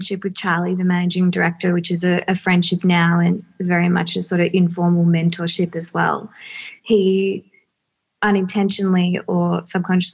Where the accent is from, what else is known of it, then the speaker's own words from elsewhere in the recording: Melbourne, Victoria, Australia; also born or lived in Bentleigh, Melbourne; East Brighton when I was 4